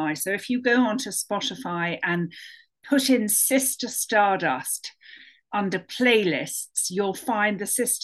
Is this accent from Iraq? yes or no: no; London, United Kingdom; moved away as an adult; now in United States; as you can hear from my accent, I'm a naturalized American, but I was born and brought up in London